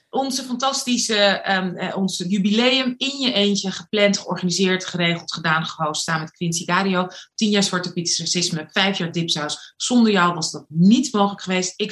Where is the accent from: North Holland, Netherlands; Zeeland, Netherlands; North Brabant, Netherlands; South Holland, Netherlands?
South Holland, Netherlands; Rotterdam; Ehm, ik ben 27 alweer. Geboren en getogen in Rotterdam.